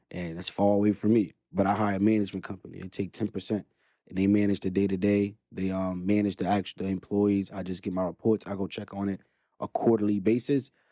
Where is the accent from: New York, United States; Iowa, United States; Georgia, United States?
New York, United States; New York City; born and raised in Brooklyn, New York